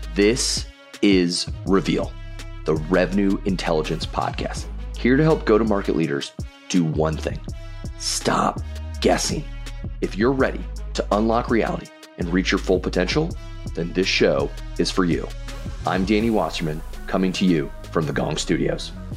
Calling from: Boston, Massachusetts, United States; I'm calling in from Boston

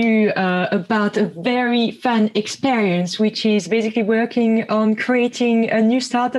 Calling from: London, United Kingdom

